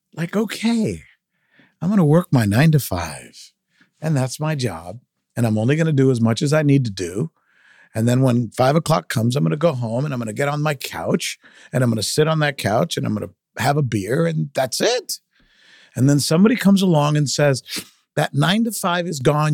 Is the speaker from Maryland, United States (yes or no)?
no; South Florida, United States; first language Spanish; English is a second language; also born or lived in Minneapolis, Minnesota; I always saw myself as a Latino kid growing up in South Florida